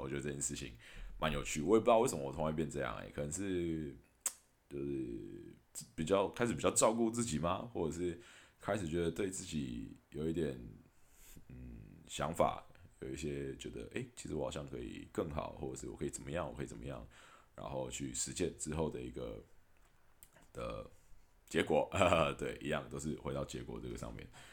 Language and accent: Chinese; Taiwan; 我还是一直很感谢我身在台湾